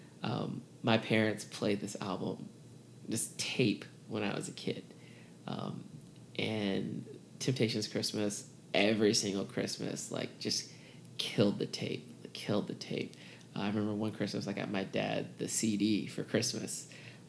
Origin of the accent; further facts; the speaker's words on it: Atlanta, Georgia, United States; also born or lived in Baton Rouge, Louisiana; I lived there until I was six and then moved to Atlanta. So, I mean, Atlanta is home, but I was born in Baton